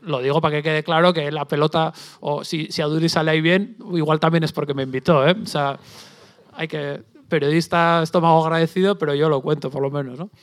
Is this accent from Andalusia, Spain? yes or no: no; Basque Country, Spain; yo vengo del País Vasco